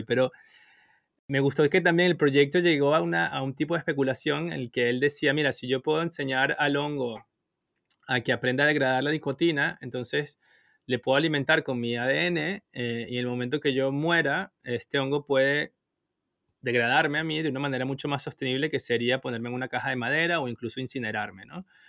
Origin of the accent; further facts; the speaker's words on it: Venezuela; moved away; also born or lived in Asia; no estoy en Europa, estoy en, en, Asia, pero soy de Venezuela